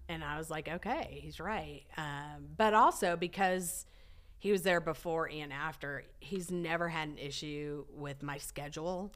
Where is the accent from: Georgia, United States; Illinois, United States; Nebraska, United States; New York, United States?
Nebraska, United States; now in Dallas, United States; I grew up in Nebraska